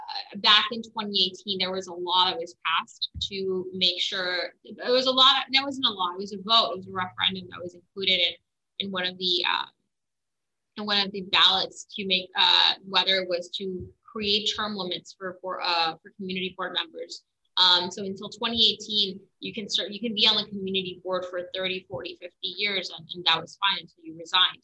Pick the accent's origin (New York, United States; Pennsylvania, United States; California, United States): New York, United States; New York City; also born or lived in Jackson Heights, Queens / Far Rockaway, Queens / Manhattan / Richmond Hill, Queens; Yeah, so I'm a native Queens resident. I was born in Jackson Heights, Elmer's Hospital. I lived in Jackson Heights till I was 10, and then I moved to Far Rockaway. I lived in Far Rockaway for 19 years, then had a brief little stint in Manhattan.